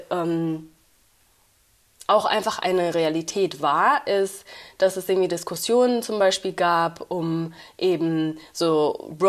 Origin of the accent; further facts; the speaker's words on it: Uganda; also born or lived in Rwanda; now in Berlin, Germany; ich komme aus Ruanda und ich komme aus Uganda. So, ich bin